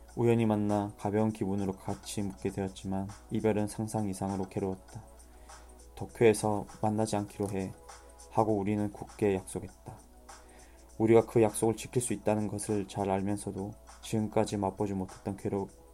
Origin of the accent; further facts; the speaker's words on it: Masan, South Gyeongsang, South Korea; 제 고향인 마산에서